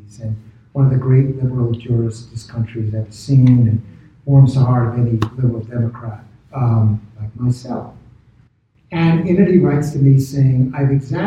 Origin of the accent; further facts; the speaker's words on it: New York City, New York, United States; I'm from Brooklyn.